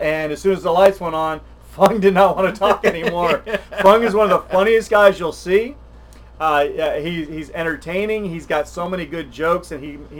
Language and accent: English; South Texas, United States; When I was a kid growing up in South Texas